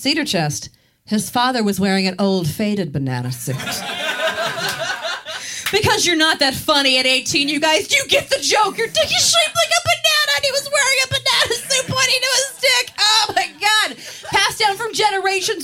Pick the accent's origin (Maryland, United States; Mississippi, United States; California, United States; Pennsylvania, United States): Maryland, United States; I am from Maryland, and I'm really proud of being from there